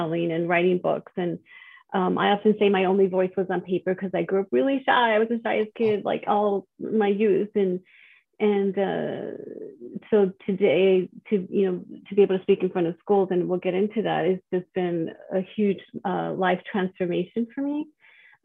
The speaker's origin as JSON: {"language": "English", "town": "El Paso", "region": "Texas", "country": "United States", "tie": "born or raised there", "moved": "yes", "lives_now": "California, United States", "said": "I was born in El Paso, Texas. It's a border town. I was raised in a large Hispanic family. I am Latina. I grew up with five siblings, and I currently live in California"}